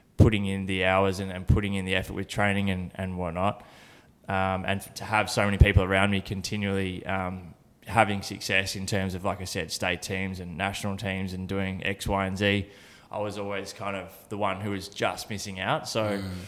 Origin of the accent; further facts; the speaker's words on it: Horsham, Victoria, Australia; I was born in Horsham in country Victoria